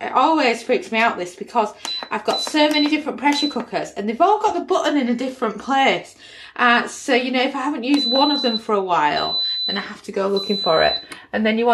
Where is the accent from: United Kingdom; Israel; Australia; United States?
United Kingdom; accent: UK; I'm UK based